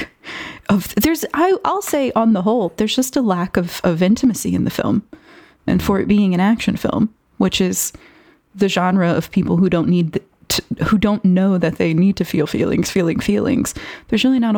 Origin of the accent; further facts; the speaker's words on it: United States; I'm an American and I was a 90s baby.